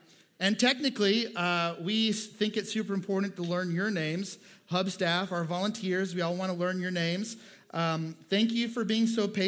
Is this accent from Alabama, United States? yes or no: yes; Montgomery, Alabama, United States; also born or lived in Minnesota; I moved in third grade from Minnesota to Alabama. And so there was a wildly different culture.